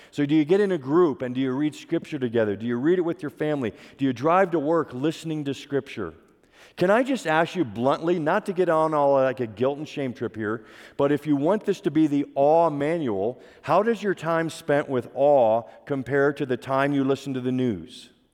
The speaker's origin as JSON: {"language": "English", "region": "Pennsylvania", "country": "United States", "tie": "born or raised there", "said": "I grew up in Pennsylvania"}